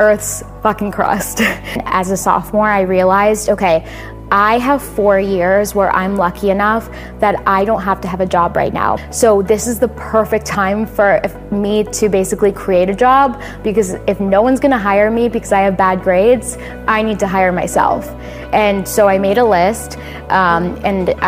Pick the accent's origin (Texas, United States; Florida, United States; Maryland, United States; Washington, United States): Florida, United States; I'm from Florida